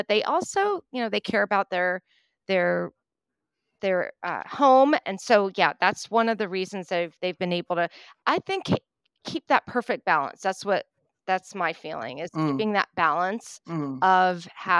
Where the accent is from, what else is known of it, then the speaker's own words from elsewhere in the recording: East Coast, United States; When I was growing up on the East Coast in the U.S., the surf is so rough.